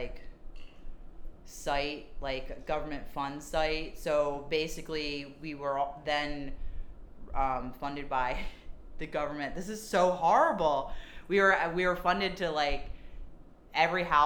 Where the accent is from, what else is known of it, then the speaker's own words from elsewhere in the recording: Lansdowne, Pennsylvania, United States; also born or lived in Cincinnati, Ohio; I'm from Lansdowne, Pennsylvania, which is a small suburb of Philadelphia